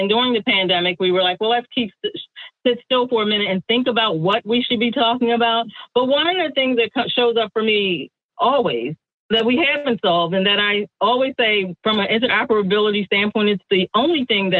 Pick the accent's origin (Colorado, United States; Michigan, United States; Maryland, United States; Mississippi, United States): Maryland, United States; and I'm coming from the East Coast, Maryland.